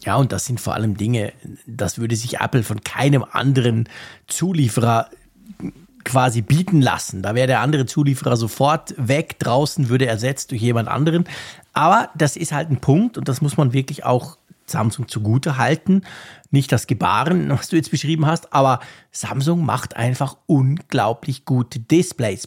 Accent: Bern, Switzerland

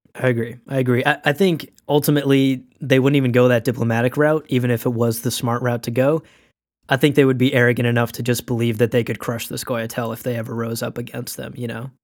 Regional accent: Pakistan; I was born in Pakistan

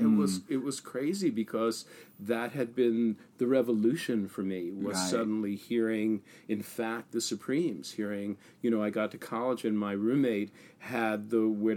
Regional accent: Long Island, New York, United States; I grew up on Long Island. I'm a Long Island Jewish boy.

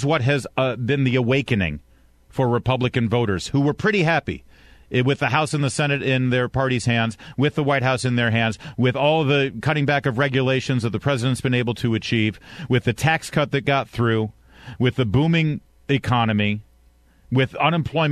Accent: Michigan, United States; I was born in Michigan

